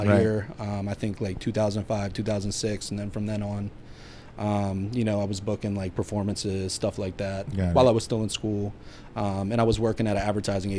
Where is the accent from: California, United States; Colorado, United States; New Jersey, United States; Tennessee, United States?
New Jersey, United States; Atlantic City; also born or lived in Florida; Atlantic City in my hometown.